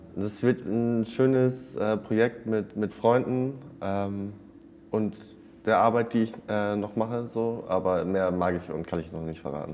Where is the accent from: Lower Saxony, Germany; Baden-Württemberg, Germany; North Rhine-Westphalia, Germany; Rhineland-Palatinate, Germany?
Lower Saxony, Germany; East Frisia; ich bin auf dem Bauernhof in Ostfriesland groß geworden